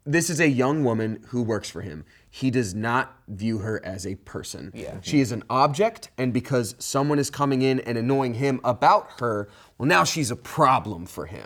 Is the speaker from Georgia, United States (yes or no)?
yes; Georgia, United States; I'm from Georgia